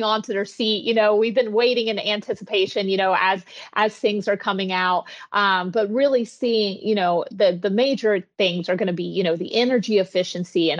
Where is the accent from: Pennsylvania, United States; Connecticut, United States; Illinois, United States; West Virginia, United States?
West Virginia, United States; also born or lived in Florida; now in Palm Coast, United States; I'm originally from West Virginia and I came down to Florida for different opportunities.